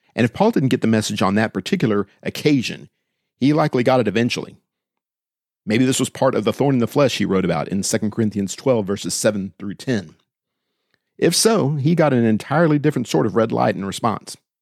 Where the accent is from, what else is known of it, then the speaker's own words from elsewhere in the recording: Austin, Texas, United States; Growing up in Austin